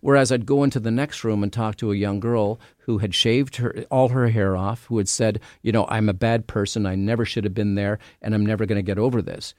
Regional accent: Canada; I'm from Canada.

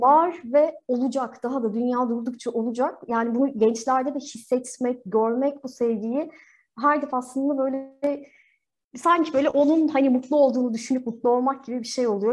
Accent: Turkey; burada doğduk

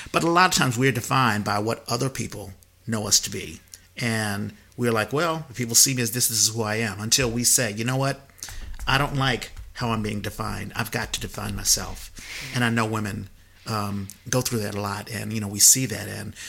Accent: Washington, District of Columbia, United States; We grew up in Washington, D.C.

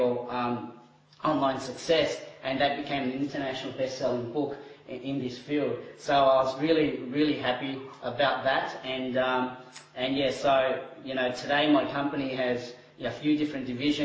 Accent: Timor-Leste; moved away; I was born overseas in East Timor

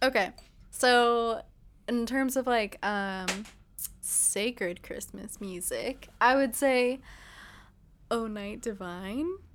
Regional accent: Ontario, California, United States; I'm from Ontario

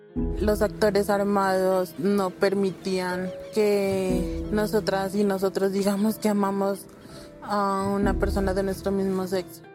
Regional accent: Amazonas, Colombia; Soy indígena del Amazonas

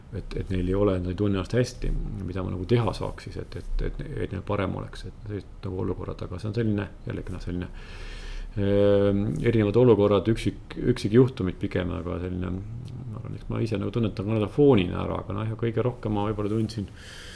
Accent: Võru, Võru County, Estonia; moved away; ma olen Võrust, Võrust pärit

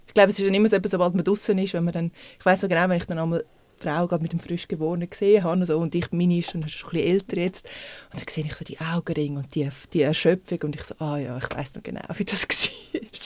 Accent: Zurich, Switzerland; moved away as an adult; now in Winterthur, Switzerland; ich bin eigentlich Stadtzürcher und jetzt wohne seit sechs Jahren in Winti, ungefähr

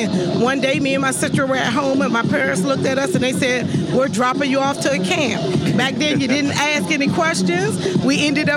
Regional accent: Washington, District of Columbia, United States; I'm from Washington, D.C., born and raised.

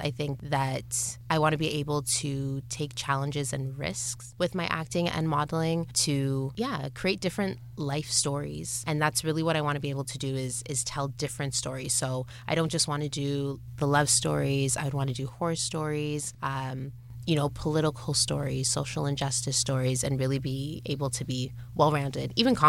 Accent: Scarborough, Ontario, Canada; especially other people growing up in Scarborough or other people growing up with parents that have immigrated to Canada

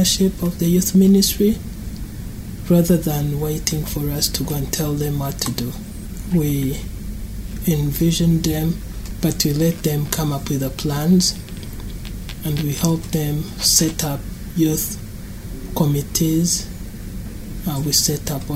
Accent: Rwanda; moved away; I grew up in Rwanda in a Christian family.

